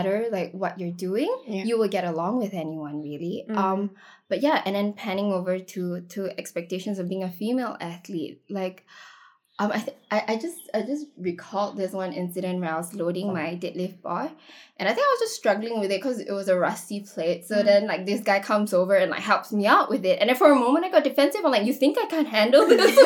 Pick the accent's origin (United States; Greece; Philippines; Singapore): Singapore; I was from Singapore Chinese girls' school.